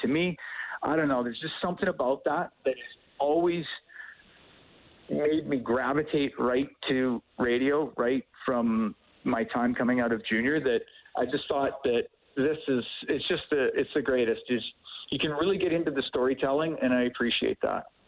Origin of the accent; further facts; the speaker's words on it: Edmonton, Alberta, Canada; I grew up here in Edmonton, and and I wanted to come back home